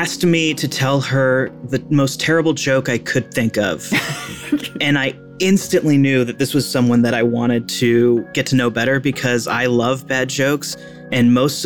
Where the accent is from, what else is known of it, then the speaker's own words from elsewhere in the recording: Seattle, Washington, United States; I am 40 years old from Seattle, Washington